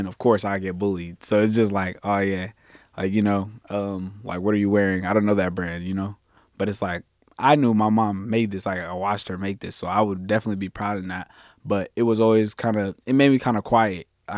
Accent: United States; also born or lived in Zambia / Rwanda / Columbus; I grew up in America, but I have roots in Africa.

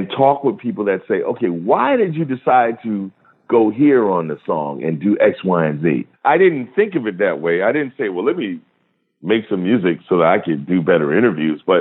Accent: Rochester, New York, United States; the radio station in my hometown, WDKX, stands for Douglas, King, and X.

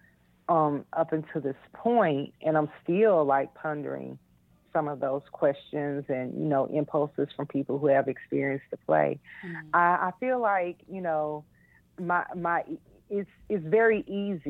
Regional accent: Arkansas, United States; I grew up in Viramont, Arkansas. A very small town.

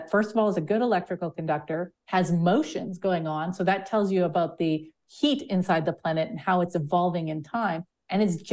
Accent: Sudbury, Ontario, Canada; I grew up in an impact crater. So about 1.8 billion years ago, a giant meteor hit the surface of the Earth in a town that's now called Sudbury

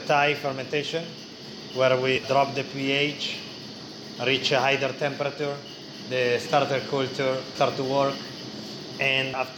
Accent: Piedmont, Italy; English is a second language; moved away as an adult; also born or lived in London; I was born in Italy and lived there for 27 years

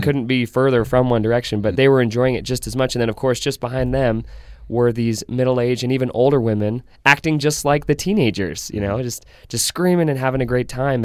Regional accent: Centerville, Utah, United States; I grew up in Davis County in Centerville, Utah

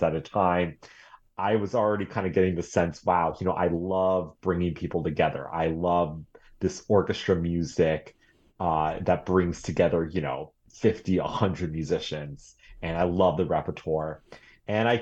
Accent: Boulder, Colorado, United States; moved away as an adult; also born or lived in New York City; now in Eugene, United States; I was starting as a, you know, pianist and violinist growing up in Boulder, Colorado

